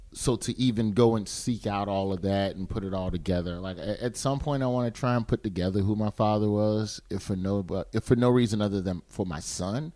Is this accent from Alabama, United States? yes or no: yes; Birmingham, Alabama, United States; I grew up in Birmingham, which is essentially it's black